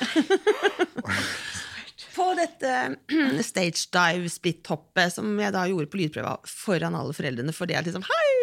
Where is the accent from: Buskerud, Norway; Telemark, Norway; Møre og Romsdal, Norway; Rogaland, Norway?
Telemark, Norway; Kragerø; ungdomsgjengen fra Kragerø